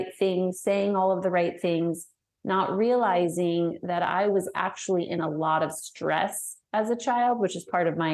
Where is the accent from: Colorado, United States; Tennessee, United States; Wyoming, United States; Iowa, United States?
Colorado, United States; Denver; moved away as an adult; now in Arkansas, United States; I'm originally from Denver